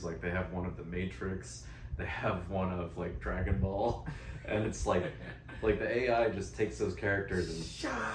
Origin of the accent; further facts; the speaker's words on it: Florida, United States; I'm from Florida